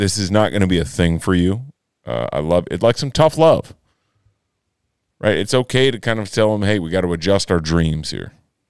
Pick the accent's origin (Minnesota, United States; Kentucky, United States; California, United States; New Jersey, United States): Minnesota, United States; We grew up in Minnesota.